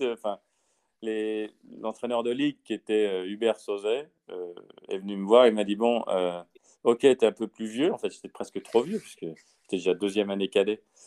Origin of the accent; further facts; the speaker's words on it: France; chez nous en France